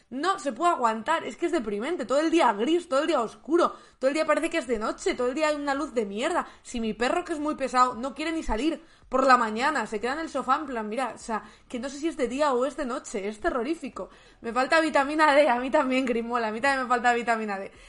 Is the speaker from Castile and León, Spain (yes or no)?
yes; León, Castile and León, Spain; now in Madrid, Spain; Para eso me vine desde León. O sea, yo me vine desde León diciendo, vaya tiempazo hace en Madrid, aquí no saben lo que es el frío.